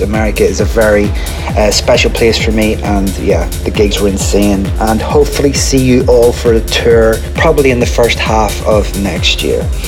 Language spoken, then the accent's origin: English; Belfast, Northern Ireland, United Kingdom; Belfast, actually my hometown.